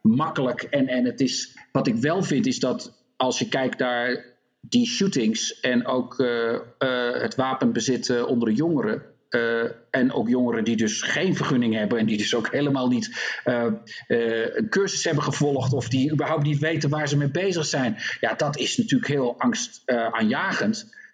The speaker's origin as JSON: {"language": "Dutch", "country": "Netherlands", "also_born_or_lived": "North Carolina", "moved": "yes", "lives_now": "United States", "said": "Ik ben ook Nederlander"}